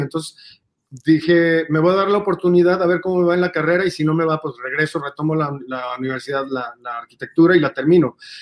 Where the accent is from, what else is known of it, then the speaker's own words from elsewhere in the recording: Mexico; así somos los mexicanos